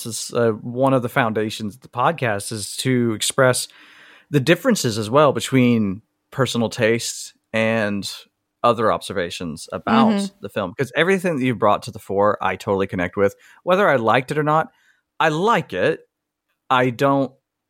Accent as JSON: {"language": "English", "region": "the South", "country": "United States", "said": "I'm from the South."}